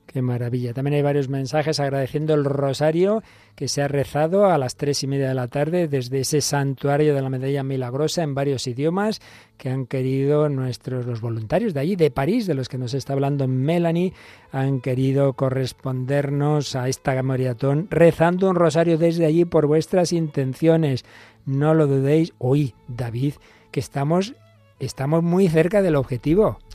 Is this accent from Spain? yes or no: yes; Spain; en España tenemos el Pilar